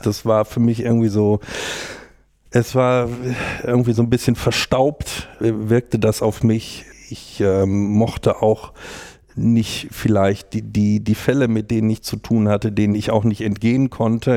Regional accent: North Rhine-Westphalia, Germany; moved away as an adult; also born or lived in Jena; now in Hamburg, Germany; Ich komme ja aus Westfalen, mehr oder weniger vom, vom Dorf. Die nächstgrößere Stadt ist Bielefeld

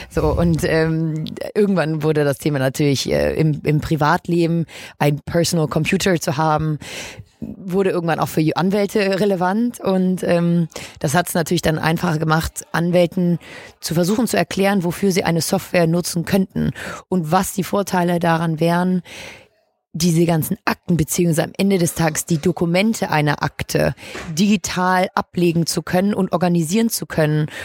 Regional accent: Hamburg, Germany; Ich bin 25, gebürtige Hamburgerin

